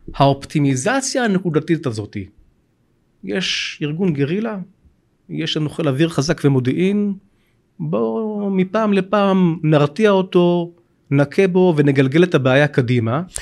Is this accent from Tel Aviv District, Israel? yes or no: yes; Bat Yam, Tel Aviv District, Israel; גם אני מקורי מבת ים